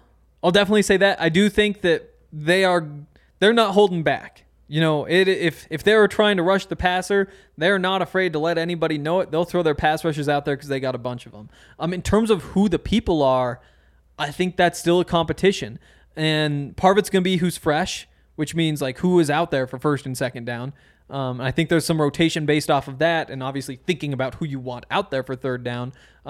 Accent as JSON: {"language": "English", "region": "Montana", "country": "United States", "moved": "yes", "said": "I'm from Montana."}